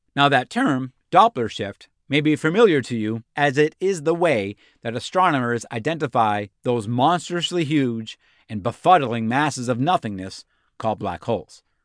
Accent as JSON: {"language": "English", "region": "New Hampshire", "country": "United States", "moved": "yes", "said": "I'm originally from New Hampshire"}